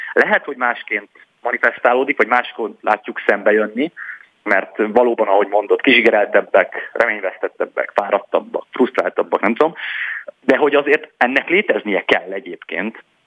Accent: Heves County, Borsod County and Nógrád County, Northern Hungary, Hungary; én Heves megye, Borsod megye és Nógrád megye futballpályáin nőttem föl

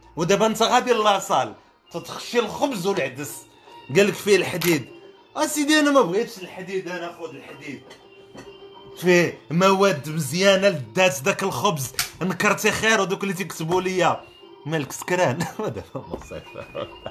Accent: Morocco; انا كشاب مغربي

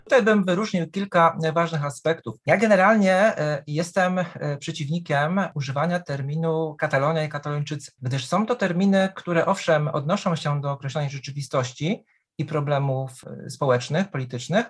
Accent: Poland; jestem z Polski, historykiem

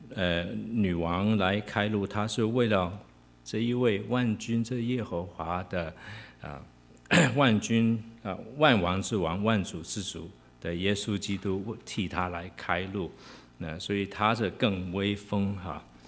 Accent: Hong Kong; moved away; 我跟明君，啊，我们都是在香港出生，香港长大

